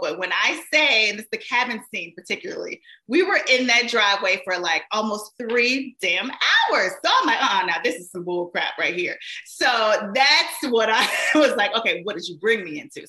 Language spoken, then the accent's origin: English; Shreveport, Louisiana, United States; I was actually a radio personality in my hometown, of um, Shreveport, Louisiana.